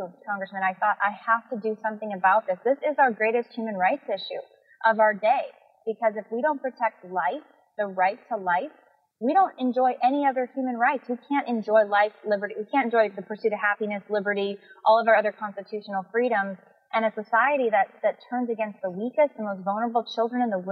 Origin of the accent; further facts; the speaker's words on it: San Jose, California, United States; I'm from California, the Bay Area, San Jose, California